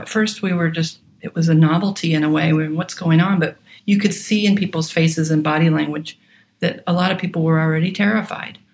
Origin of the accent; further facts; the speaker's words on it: Atlanta, Georgia, United States; moved away as an adult; also born or lived in Oregon; I was born in Atlanta, Georgia, and had access to music lessons.